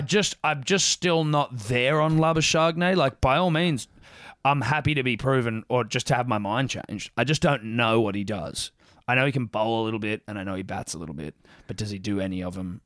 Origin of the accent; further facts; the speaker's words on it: Southern Highlands, outside Sydney, New South Wales, Australia; I grew up in, uh, outside of Sydney, Mm. Southern Highlands region.